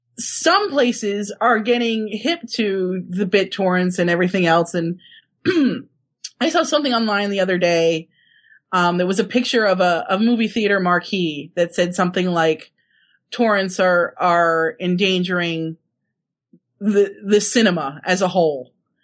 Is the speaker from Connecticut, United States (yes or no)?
yes; Connecticut, United States; Oh, I grew up – the town I grew up in Connecticut, I actually worked once I was old enough at the ice cream store next to the $2 theater.